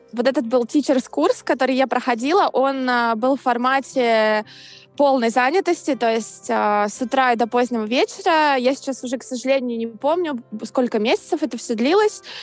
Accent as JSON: {"language": "Russian", "region": "Saint Petersburg", "country": "Russia", "moved": "as an adult", "lives_now": "New York, United States", "said": "я из Санкт-Петербурга. Я живу в Нью-Йорке с конца 2017 года"}